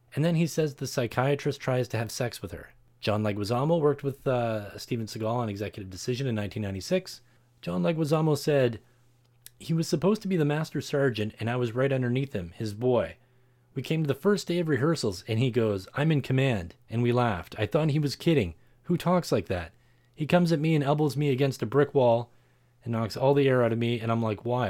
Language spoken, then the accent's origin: English; Canada; Canada, my home country